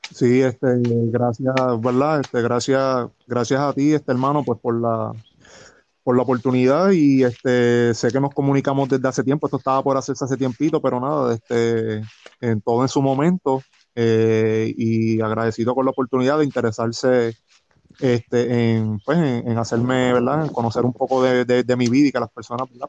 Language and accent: Spanish; Trujillo Alto, Puerto Rico; aquí en Trujillo Alto, que es el pueblo donde yo toda mi vida he vivido